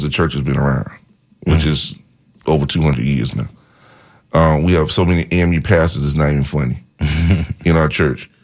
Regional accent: Bethlehem, United States; only one person that I grew up with in Bethlehem, me, that actually became a pastor.

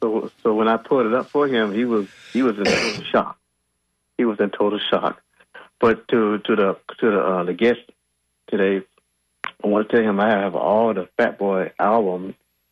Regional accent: Jacksonville, Florida, United States; I'm from North Florida area.

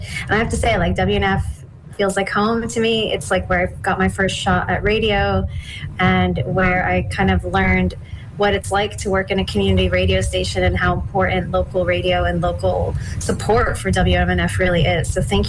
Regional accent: St. Petersburg, Florida, United States; moved away as an adult; now in Dubai, United Arab Emirates; I grew up in St. Pete, so I am a hometown girl, although I left a long time ago. But I grew up in St. Pete, so a lot of those schools, Northeast High and Largo High School, and I also lived in Northeast St. Pete

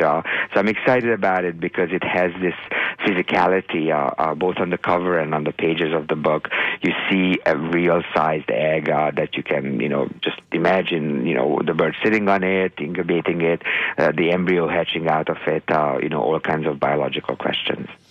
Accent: Hungary; moved away; growing up in Hungary

